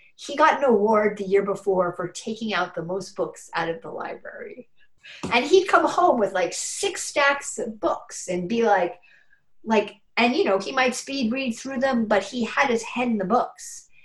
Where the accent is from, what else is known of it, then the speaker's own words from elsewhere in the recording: New York City, New York, United States; moved away as an adult; now in Burlington, United States; I moved here in 94 from New York City, and I've lived all my life in New York City